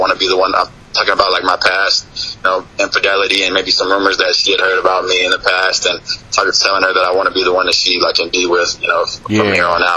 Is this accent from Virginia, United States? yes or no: yes; Virginia, United States; moved away as an adult; also born or lived in Washington, D.C.; now in Miami, United States; I'm actually from Virginia. I've lived in Virginia, like, basically all my life.